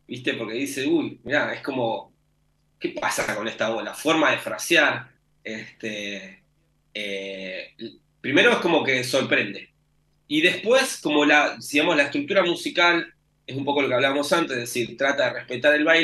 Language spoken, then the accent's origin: Spanish; Argentina; somos todos argentinos